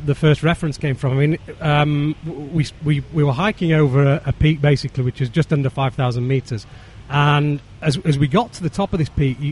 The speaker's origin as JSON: {"language": "English", "region": "Yorkshire and the Humber", "country": "United Kingdom", "said": "I'm a Yorkshireman"}